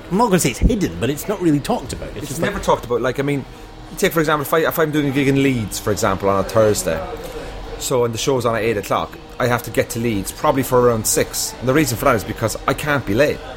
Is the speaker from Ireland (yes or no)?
yes; Ireland; now in United Kingdom; But I've been living in the UK now for 12 years, you see, so I'm emotionally withdrawn from Ireland now. I kind of I've no real identity there anymore. I have a passport and an accent.